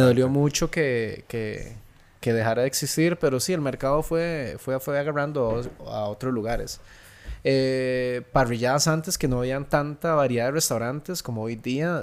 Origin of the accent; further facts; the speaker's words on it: Santa Ana, San José, Costa Rica; yo crecí en Santana